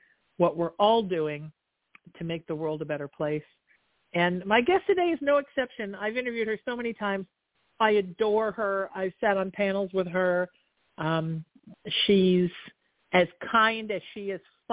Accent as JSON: {"language": "English", "town": "Huntington Beach", "region": "California", "country": "United States", "tie": "born or raised there", "said": "I'm not in Napa, but I'm in the town I grew up in Huntington Beach."}